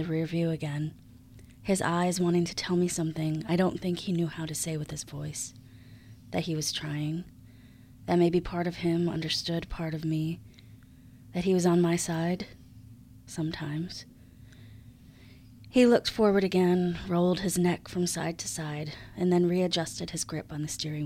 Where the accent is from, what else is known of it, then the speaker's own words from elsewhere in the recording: Buffalo, New York, United States; moved away as an adult; now in Charlotte, United States; I grew up in Buffalo, and I moved to Charlotte about 10 years ago